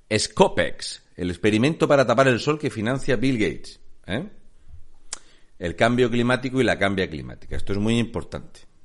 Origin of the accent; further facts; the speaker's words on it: Region of Murcia, Spain; soy un murciano encabronado